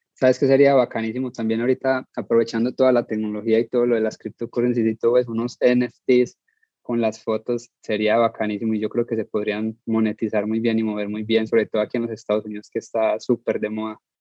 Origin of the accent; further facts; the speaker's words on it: Colombia; Soy colombiano